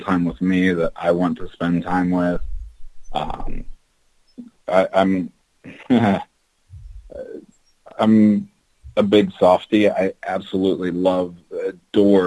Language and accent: English; Kansas, United States; I'm originally from Kansas